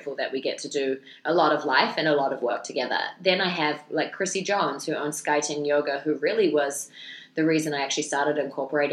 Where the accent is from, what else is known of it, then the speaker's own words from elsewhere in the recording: New Zealand; I just prefer to stay as a New Zealander